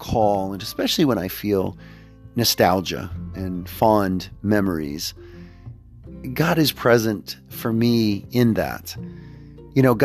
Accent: Houston, Texas, United States; also born or lived in Pittsburgh, Pennsylvania; My childhood growing up in Houston, Texas

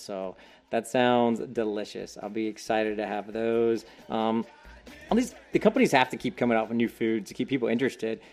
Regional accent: Hickory, North Carolina, United States; in my hometown, Hickory, North Carolina

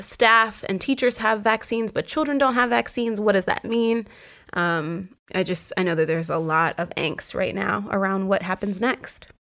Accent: Virginia, United States; moved away; my home state is Virginia

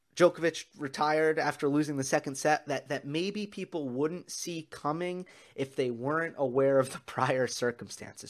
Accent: New York, United States; as a New Yorker and as a New York sports fan

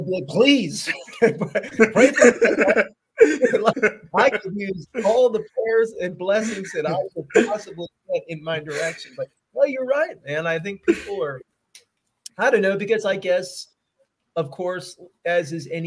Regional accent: Philadelphia, Pennsylvania, United States; moved away as an adult; I am a Philadelphian. I'm from the Philly area.

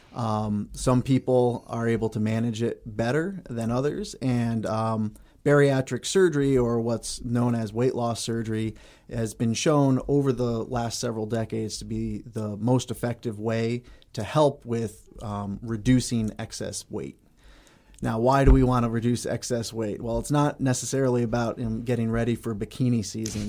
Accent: Connecticut, United States; moved away as an adult; also born or lived in Cleveland, Ohio / Allentown, Pennsylvania; now in Bemidji, United States; I grew up in Connecticut

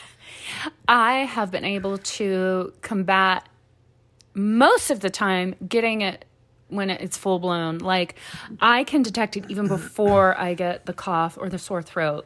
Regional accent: the South, United States; I grew up in the South

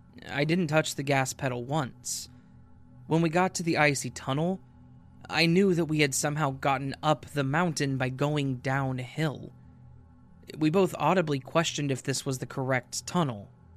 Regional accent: Denver, Colorado, United States

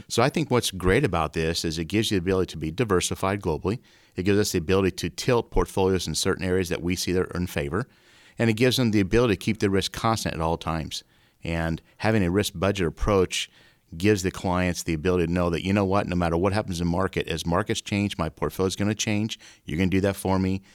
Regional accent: Omaha, Nebraska, United States; moved away as an adult; also born or lived in Iowa; I grew up in Omaha

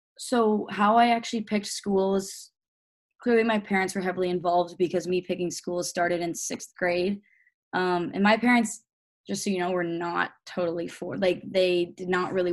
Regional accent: St. John's, Newfoundland and Labrador, Canada; I was born in St. John's.

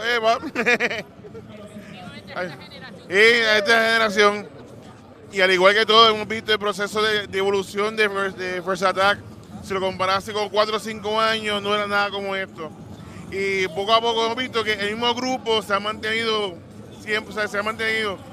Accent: Puerto Rico; nosotros como puertorriqueños podemos hacer un equipo que represente la isla

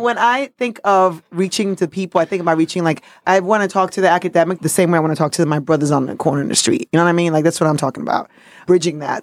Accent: New York City, New York, United States; also born or lived in Dominican Republic; I'm a Dominican Yorker. I'm from New York City by way of Dominican Republic

